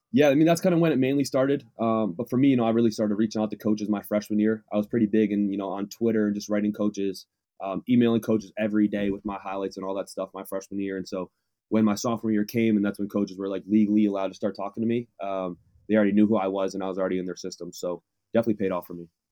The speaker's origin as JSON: {"language": "English", "town": "Waterbury", "region": "Connecticut", "country": "United States", "also_born_or_lived": "Southern California", "moved": "as an adult", "lives_now": "Claremont, United States", "said": "I'm from Waterbury, Connecticut, but I go to school here in Southern California"}